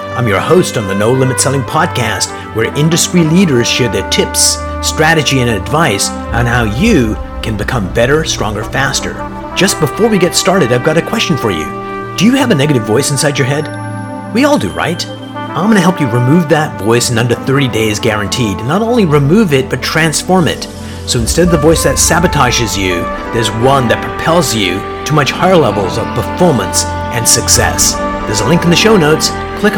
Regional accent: Canada; I'm a fellow Canadian too

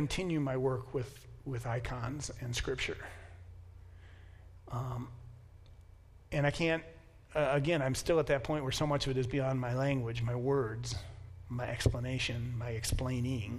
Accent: United States; as an American, I'm taught from the beginning that I am self-sufficient

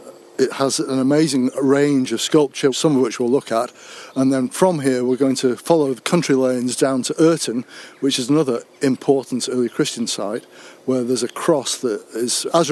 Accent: Barrow-in-Furness, North West England, United Kingdom; moved away as an adult; also born or lived in Durham; I hail from Barrow, where they build the subs, and I went from Barrow to study archaeology many years ago at Durham University

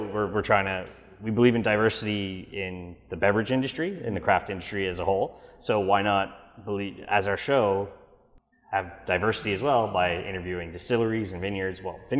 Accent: Montreal, Quebec, Canada; I come in from Montreal, clearly. I'm from Montreal. Well, not clearly, but I am from Montreal. I come in for the day

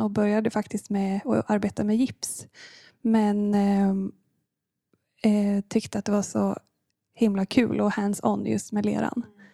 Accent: Linköping, Östergötland, Sweden; moved away as an adult; now in Gothenburg, Sweden; jag kommer från eh, början från Linköping och eh, landade i Göteborg för cirka nio år sedan

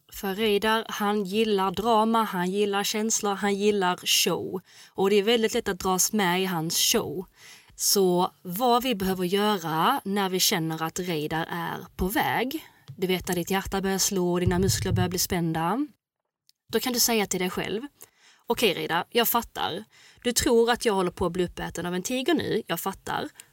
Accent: Gothenburg, Västra Götaland, Sweden; jag är från Göteborg

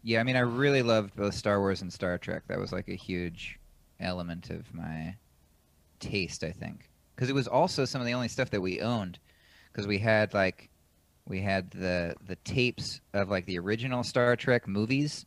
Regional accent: Washington, United States; moved away as an adult; now in New York, United States; I was born in Washington State

